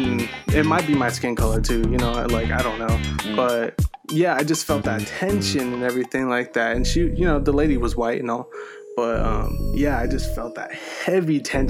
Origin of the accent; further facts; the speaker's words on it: Paso Robles, California, United States; also born or lived in San Francisco Bay Area, California; I grew up in the Bay until like I was like maybe one, two or anything like something like that. And then I moved to Paso.